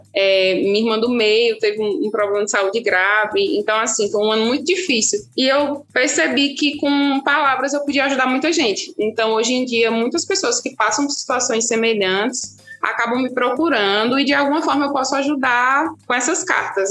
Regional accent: Petrolina, Pernambuco, Brazil; also born or lived in Recife; eu sou de Petrolina, nascida e, e umbigo enterrado aqui

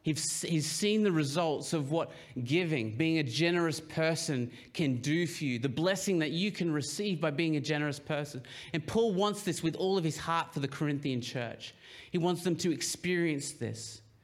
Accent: Papua New Guinea; I grew up, a lot of you will know that I grew up in Papua New Guinea, and they're a very collectivist society.

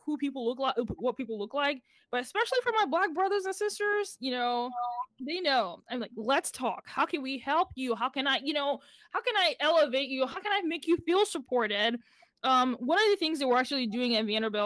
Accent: Nigeria; moved away; I'm from Nigeria

